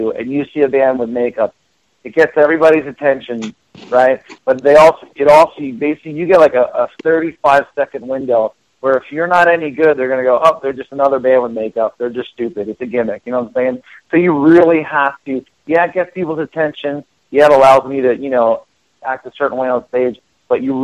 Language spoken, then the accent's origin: English; Philadelphia, Pennsylvania, United States; I grew up in Philadelphia